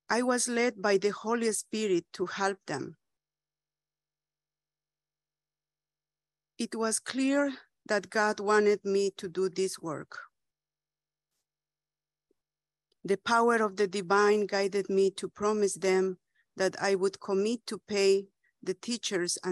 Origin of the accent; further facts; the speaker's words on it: Bolivia; In my hometown, we had a friends' school